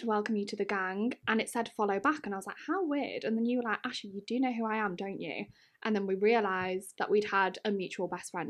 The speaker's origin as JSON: {"language": "English", "region": "Wales", "country": "United Kingdom", "said": "But yeah, I'm Welsh. I live in North Wales. I don't sound Welsh at all, but I do speak Welsh, or Dwi'n siarad Cymraeg."}